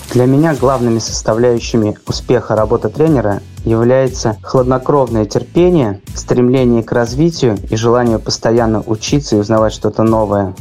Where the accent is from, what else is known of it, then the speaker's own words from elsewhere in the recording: Buzuluk, Orenburg Oblast, Russia; moved away as an adult; now in Saint Petersburg, Russia; Сам я родом с Оренбургской области, это город Бузулук